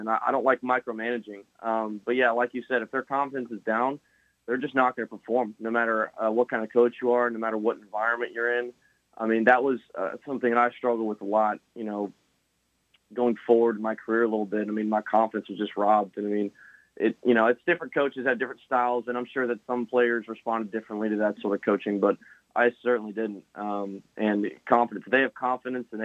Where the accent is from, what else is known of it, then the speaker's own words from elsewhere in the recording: Lakeland, Florida, United States; also born or lived in Cleveland, Tennessee; I went to LCS basically sixth grade to senior year